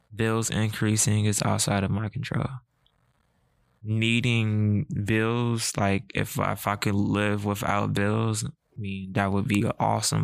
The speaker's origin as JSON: {"language": "English", "country": "United States", "said": "I'm African American with a disability"}